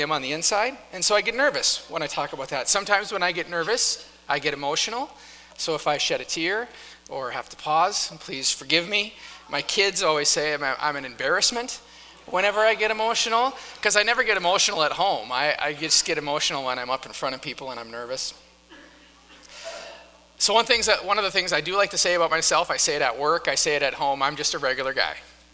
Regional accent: North Dakota, United States; moved away; I grew up in North Dakota

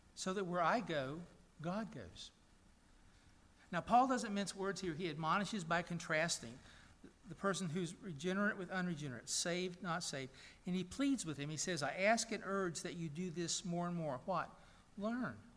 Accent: Chattanooga, Tennessee, United States; my hometown of Chattanooga, Tennessee

